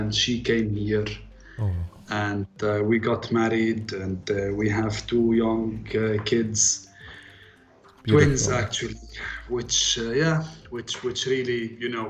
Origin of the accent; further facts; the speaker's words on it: Lebanon; moved away as an adult; also born or lived in Abu Dhabi, UAE; now in Dubai, UAE; I'm born and raised in Lebanon till I was 18 in a village up the mountains